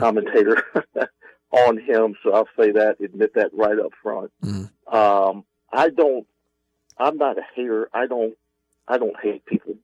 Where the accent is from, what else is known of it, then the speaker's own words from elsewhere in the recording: Atlanta, Georgia, United States; I grew up in Atlanta